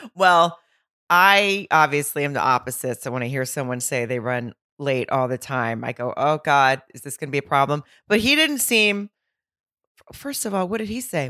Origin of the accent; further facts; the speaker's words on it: Arkansas, United States; moved away; also born or lived in Fayetteville, Arkansas; my hometown in Arkansas, in Lowell, Arkansas, which is right outside of Fayetteville